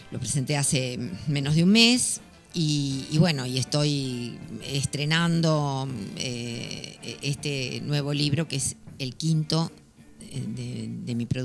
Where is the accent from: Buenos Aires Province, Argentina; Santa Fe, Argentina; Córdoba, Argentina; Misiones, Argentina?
Buenos Aires Province, Argentina; Lomas de Zamora; also born or lived in Temperley; Yo soy nacida en Lomas de Zamora. Lomas. En Lomas de Zamora.